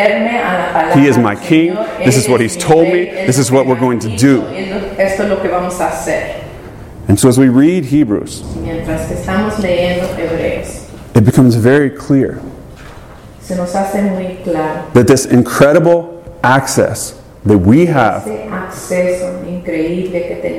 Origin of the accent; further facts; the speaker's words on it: Atlanta, Georgia, United States; I was born in Atlanta, Georgia